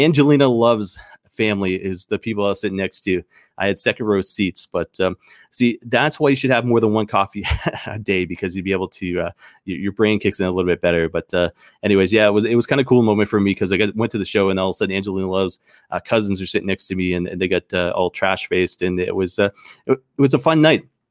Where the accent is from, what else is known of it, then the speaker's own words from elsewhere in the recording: Canada; as a Canadian